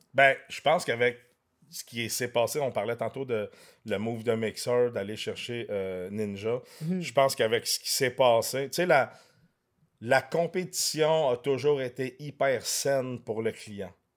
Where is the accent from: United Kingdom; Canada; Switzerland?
Canada; Quebec; also born or lived in France; je suis né en France. Je suis arrivé au Québec, j'avais un an.